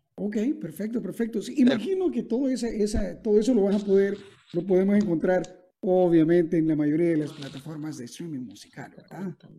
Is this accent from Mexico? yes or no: no; El Salvador; en mi país, por ejemplo, en El Salvador